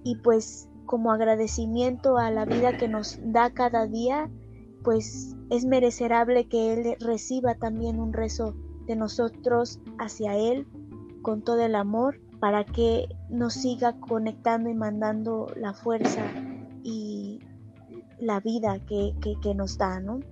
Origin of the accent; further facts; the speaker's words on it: Coatepec, Veracruz, Mexico; Soy de aquí, de Coatepec, Veracruz.